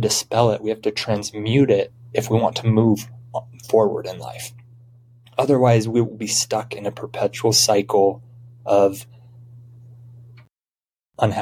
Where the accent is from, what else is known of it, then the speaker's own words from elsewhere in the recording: Utah, United States; I'm from Utah